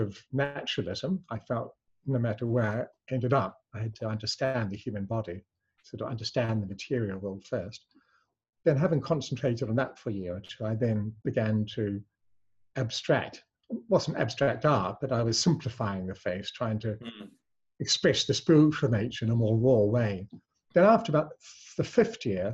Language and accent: English; New Zealand; also born or lived in England; I was born in England but raised in New Zealand